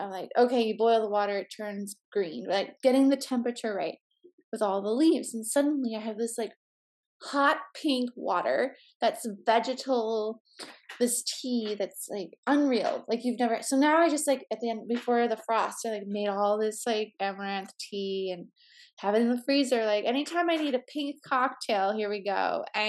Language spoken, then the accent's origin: English; Midwest, United States; I grew up in the Midwest. There was like a lot of limitations of cuisine, but I loved going to Chicago to try new food